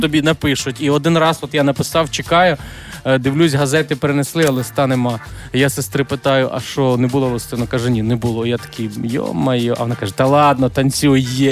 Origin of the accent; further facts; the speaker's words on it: Lviv Oblast, Ukraine; у нас на Львівщині шоп шопка кажуть